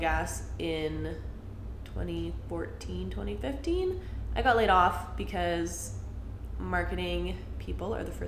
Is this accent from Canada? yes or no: yes; Calgary, Alberta, Canada; I grew up in Calgary, still live in Calgary